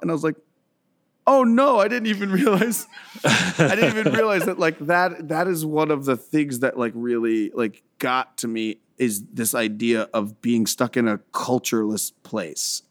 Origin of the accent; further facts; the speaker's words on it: Central Florida, United States; swampy redneck kind of South, um, that I grew up in.